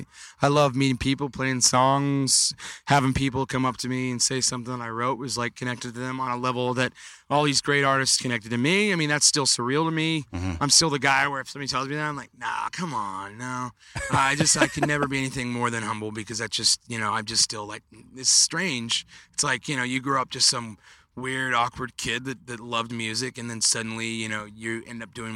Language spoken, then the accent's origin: English; Indiana, United States; I don't really have a place I call my home now, but I mean, I'd like to say I'm from Indiana, but my heart's somewhere between California and Arizona.